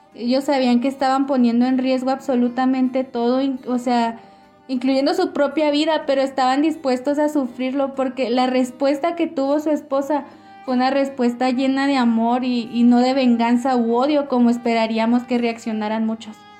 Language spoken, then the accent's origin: Spanish; Ciudad Juárez, Chihuahua, Mexico; moved away as an adult; now in El Paso, United States; tenemos casi tres años de casados y somos originarios de Ciudad Juárez, Chihuahua.